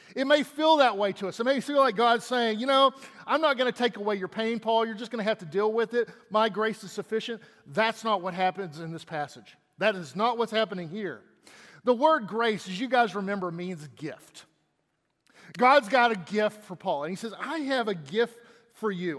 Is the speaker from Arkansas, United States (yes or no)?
no; Texas, United States; I'm from Texas